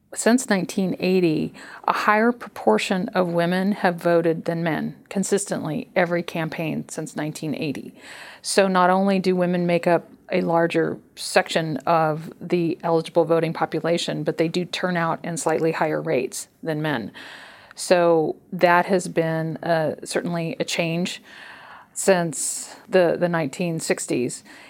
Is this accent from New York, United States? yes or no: no; California, United States; my home state of California